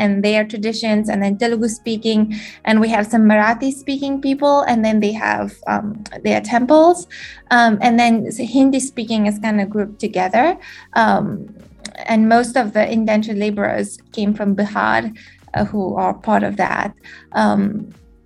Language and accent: English; Mauritius; first language French; English is a second language; moved away as an adult; now in Durham, United States; I was born and raised in Mauritius, which is a small island in the Indian Ocean